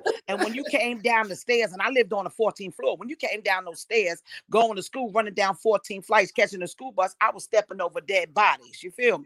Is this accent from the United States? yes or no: yes; New York City, New York, United States; born and raised in Brownsville, Brooklyn